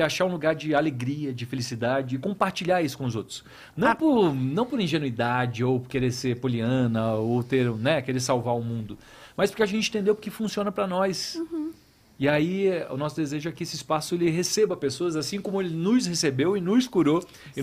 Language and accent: Portuguese; interior of Paraná, Brazil; moved away; eu sou do interior do Paraná